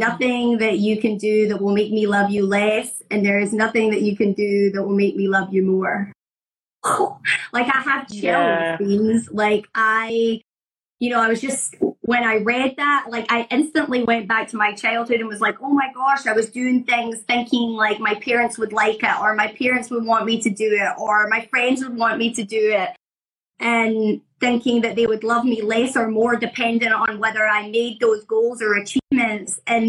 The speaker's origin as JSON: {"language": "English", "region": "Scotland", "country": "United Kingdom", "lives_now": "United States", "said": "When I moved from Scotland to America"}